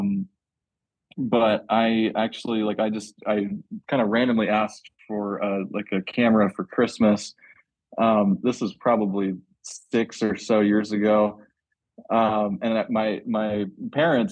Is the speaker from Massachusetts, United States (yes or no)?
yes; Medway, Massachusetts, United States; moved away as an adult; also born or lived in Colorado / Idaho; now in Utah, United States; I actually grew up on the East Coast in Massachusetts. Sleepy suburb town that's like 25 miles outside of Boston